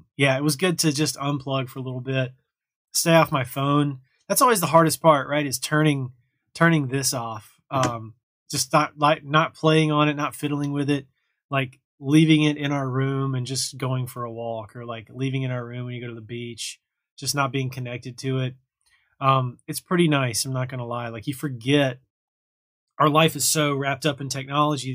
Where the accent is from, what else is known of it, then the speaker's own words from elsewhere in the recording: the South, United States; I'm from the South, so it's a lot of Southern heritage